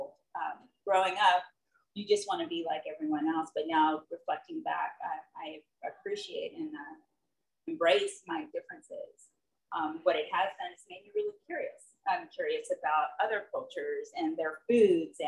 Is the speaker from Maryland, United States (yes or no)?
yes; Baltimore, Maryland, United States; now in California, United States; I was born in Baltimore, Maryland, moved from the East Coast here to the West Coast